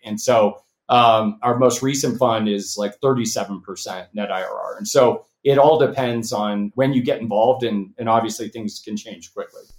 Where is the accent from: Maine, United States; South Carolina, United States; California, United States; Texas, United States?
California, United States; Los Angeles; moved away as an adult; also born or lived in Nashville, Tennessee / Bay Area, California; I grew up in Los Angeles